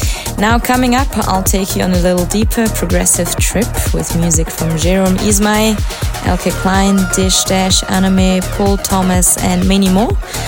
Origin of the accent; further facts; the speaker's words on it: Switzerland; I'm back in my home country of Switzerland